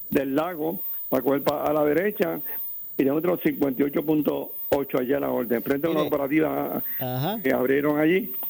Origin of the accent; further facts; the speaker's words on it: Ponce, Puerto Rico; somos de Marueño